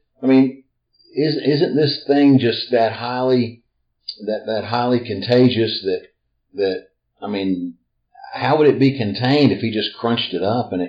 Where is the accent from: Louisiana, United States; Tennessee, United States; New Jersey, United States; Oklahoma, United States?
Tennessee, United States; We are from Tennessee.